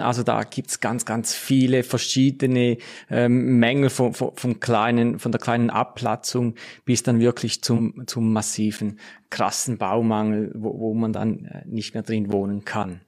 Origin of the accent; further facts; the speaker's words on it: Switzerland; bei uns in der Schweiz